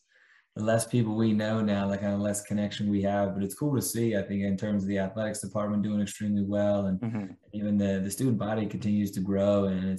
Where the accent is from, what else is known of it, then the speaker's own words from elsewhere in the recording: Bel Air, Maryland, United States; moved away as an adult; also born or lived in Providence; now in McAllen, United States; my hometown of Bel Air, Maryland. I think growing up in Bel Air, like, I was there pretty much my entire childhood, and then went off to Providence College, and then bounced around a couple different places before landing down here